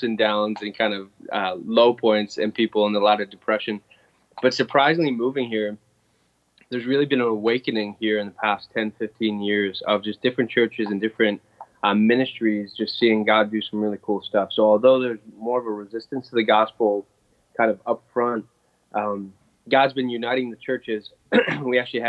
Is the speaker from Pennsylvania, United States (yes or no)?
yes; Pennsylvania, United States; moved away as an adult; also born or lived in Indiana; now in Buffalo, United States; when I grew up in Pennsylvania